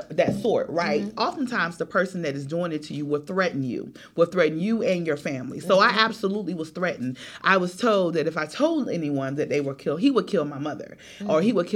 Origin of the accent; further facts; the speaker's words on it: Cleveland, Ohio, United States; now in Atlanta, United States; I am originally from Cleveland, Ohio. I was born in Cleveland